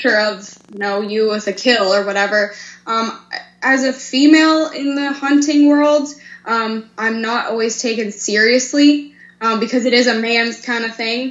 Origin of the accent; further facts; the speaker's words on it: Pennsylvania, United States; now in Missouri, United States; Currently I live in Missouri, but I'm from Pennsylvania.